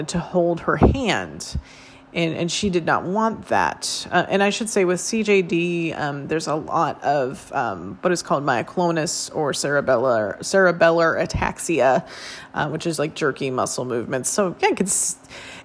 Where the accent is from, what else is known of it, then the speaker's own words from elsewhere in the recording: Northern California, United States; moved away; also born or lived in Phoenix, Arizona; I did yoga as a teenager growing up in Northern California